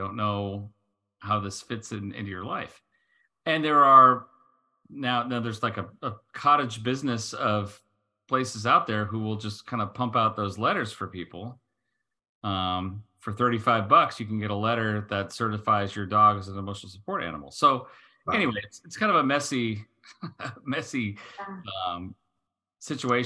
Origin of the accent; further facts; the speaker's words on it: United States; as the American here